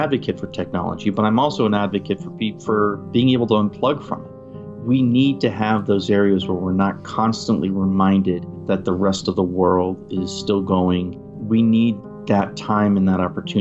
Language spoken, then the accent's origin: English; New England, United States; now in Utah, United States; I'm from New England. You and I are New England boys